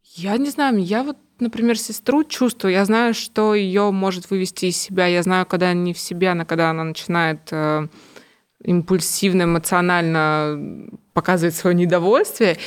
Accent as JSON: {"language": "Russian", "region": "Kamchatka Krai", "country": "Russia", "tie": "born or raised there", "moved": "yes", "said": "Мы там вообще с Камчатки"}